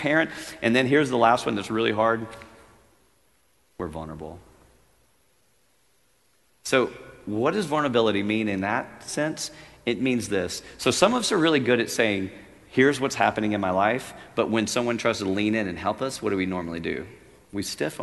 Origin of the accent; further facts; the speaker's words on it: Louisiana, United States; I'm a redneck. I grew up in Louisiana on a farm